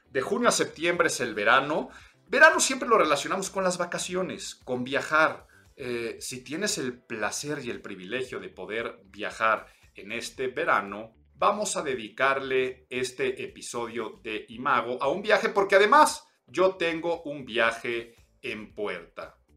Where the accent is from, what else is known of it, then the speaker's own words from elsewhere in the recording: Mexico City, Mexico; soy chilango